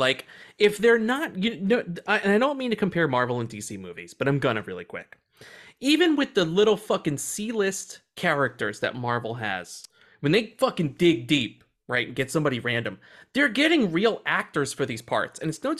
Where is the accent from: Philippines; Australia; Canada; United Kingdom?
Australia; I don't want them to know I'm Australian. They'll know.